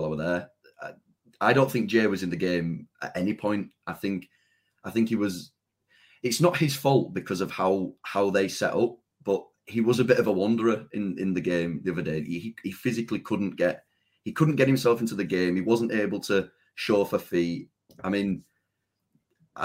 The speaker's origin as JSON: {"language": "English", "town": "Leeds", "region": "Yorkshire and the Humber", "country": "United Kingdom", "said": "I'm from Leeds"}